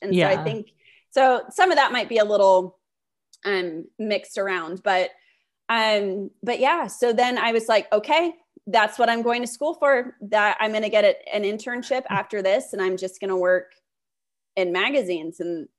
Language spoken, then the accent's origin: English; California, United States; cause I'm from Northern California. Perfect. So I was like, I can move home